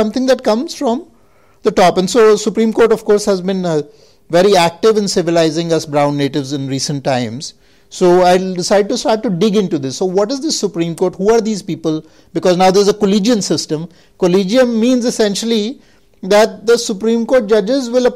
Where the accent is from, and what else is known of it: India